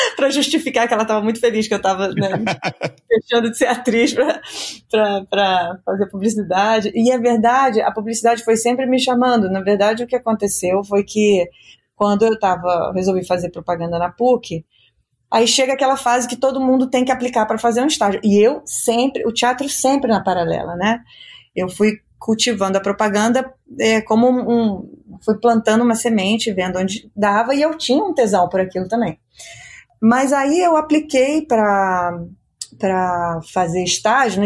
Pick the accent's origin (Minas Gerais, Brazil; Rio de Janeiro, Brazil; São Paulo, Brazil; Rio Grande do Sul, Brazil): Rio de Janeiro, Brazil; moved away as an adult; also born or lived in United States; Eu nasci no Rio